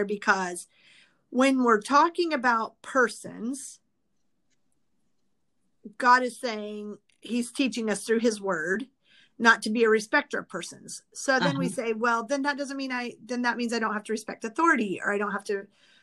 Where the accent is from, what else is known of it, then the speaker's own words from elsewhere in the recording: Midwest, United States; now in California, United States; I grew up in the Midwest